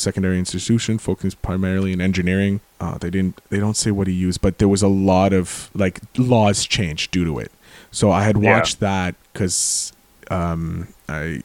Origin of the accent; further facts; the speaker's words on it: Quebec, Canada; accent: Quebecer; a fellow Quebecer